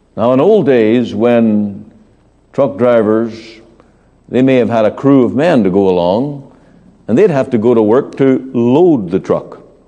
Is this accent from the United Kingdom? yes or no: yes; Northern Ireland, United Kingdom; moved away; I remember in my hometown hearing street preachers very common thing in my home country where on market day